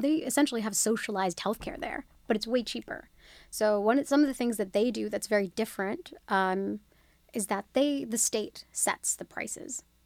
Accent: Australia; moved away; I was born and raised in Australia.

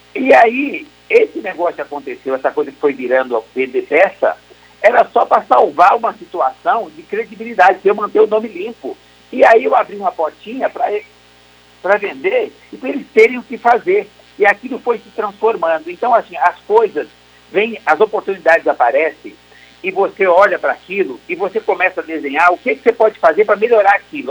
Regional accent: Brazil; nós somos brasileiros

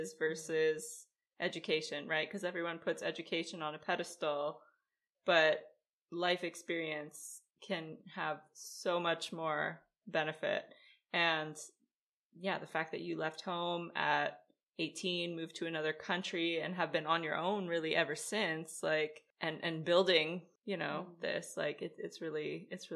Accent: Canada; accent: Canadian; my Canadian accent

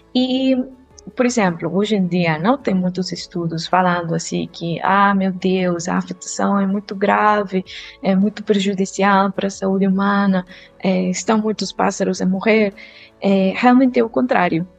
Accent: Costa Rica; Portuguese is a second language; moved away; ainda não descobriram de onde que é meu sotaque, eu sou da Costa Rica.

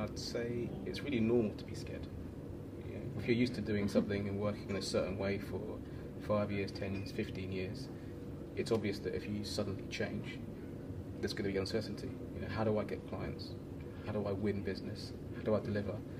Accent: London, United Kingdom; moved away as an adult; also born or lived in Chile / Copenhagen, Denmark; now in Portugal; I'm a Londoner, um, but I left London five years ago.

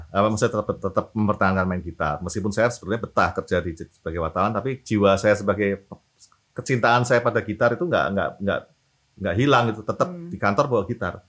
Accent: Semarang, Central Java, Indonesia; moved away as an adult; also born or lived in Depok; now in Jakarta, Indonesia; saya dari eh, lahir sampai SMA di Semarang

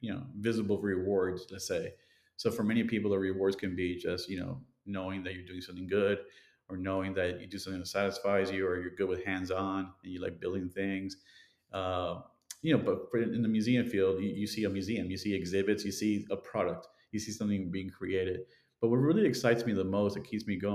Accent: Miami, Florida, United States; when I grew up in Miami in the 70s and 80s

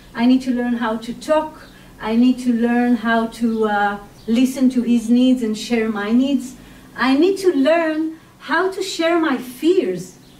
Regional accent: Israel; I was born and raised in Israel

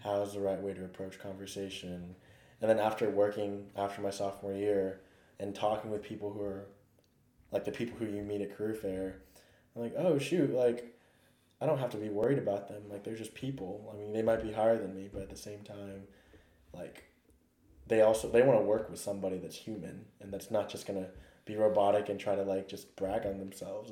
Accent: Texas, United States; I'm from Texas

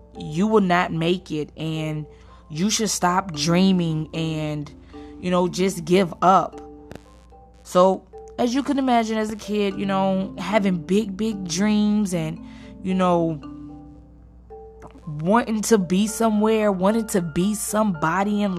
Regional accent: Chicago, Illinois, United States; moved away; I was born and raised in Chicago, Illinois, and then I moved to this really, really small town

